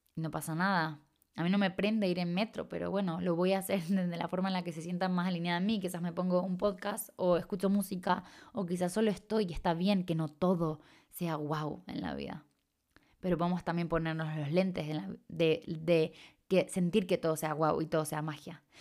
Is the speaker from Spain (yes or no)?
no; Chile; accent: medio raro; moved away; soy de Chile, aunque tengo un acento medio raro, soy de Chile, o sea, nací de allá y he vivido la gran parte de mi vida allá.